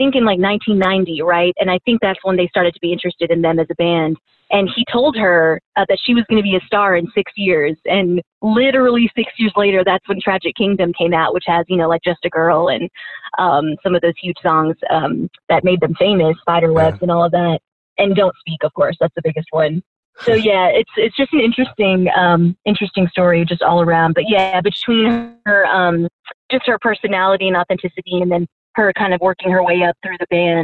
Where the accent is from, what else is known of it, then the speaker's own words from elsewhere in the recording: Houston, Texas, United States; now in San Francisco, United States; growing up in Houston